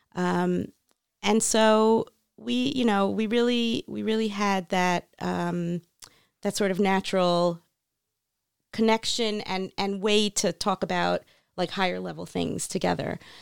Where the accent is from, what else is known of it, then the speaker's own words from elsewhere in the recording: North Miami Beach, Florida, United States; moved away as an adult; also born or lived in New York; now in Israel; I grew up in North Miami Beach, Florida.